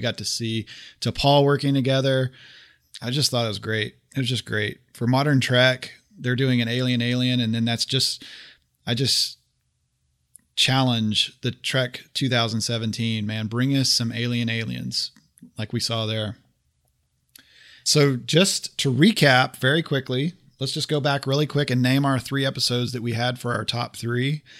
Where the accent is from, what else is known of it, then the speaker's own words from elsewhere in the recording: Oklahoma, United States; moved away; I'm originally from Oklahoma